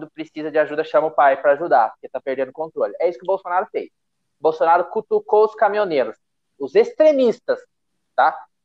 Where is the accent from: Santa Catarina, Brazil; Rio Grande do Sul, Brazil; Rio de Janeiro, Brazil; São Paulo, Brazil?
São Paulo, Brazil; Eu, como paulista, nunca voto